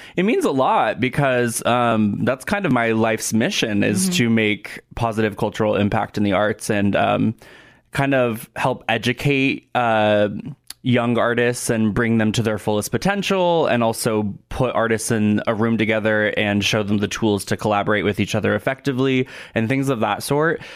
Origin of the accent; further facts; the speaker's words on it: Portland, Oregon, United States; moved away as an adult; also born or lived in Los Angeles / New York / South Dakota; now in Sioux Falls, United States; I am originally from Portland, Oregon. That's where I was born and raised.